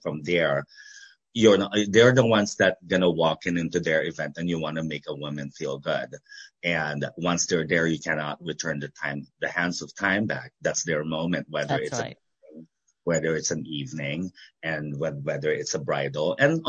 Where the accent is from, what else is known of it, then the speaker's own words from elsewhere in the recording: United States; where I am today because of the people that influenced me and guided me and inspired me, you know, being an American.